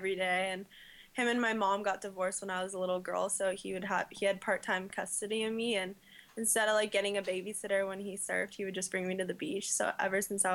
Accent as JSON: {"language": "English", "town": "La Jolla", "region": "California", "country": "United States", "tie": "born or raised there", "said": "I grew up in La Jolla, California"}